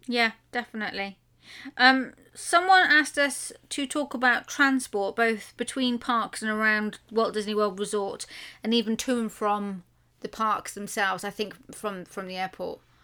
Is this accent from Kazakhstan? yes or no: no; United Kingdom; we're British.